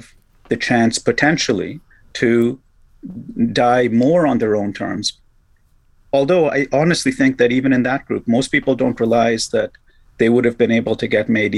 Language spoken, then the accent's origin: English; Canada; as a Canadian, I like to pride our country